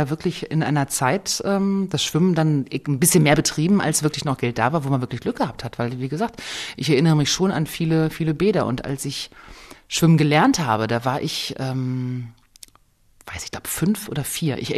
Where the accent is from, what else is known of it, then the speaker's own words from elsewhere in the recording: North Rhine-Westphalia, Germany; jetzt komme ich aus dem Kreis Herford in Ostwestfalen, gehe ich denn heute in unser Otto-Wedding-Bad, das äh, war wirklich mein Lieblingsfreibad aus den 20er Jahren